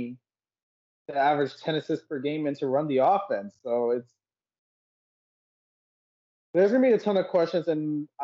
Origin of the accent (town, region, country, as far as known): Canada; also born or lived in Sri Lanka (ancestry)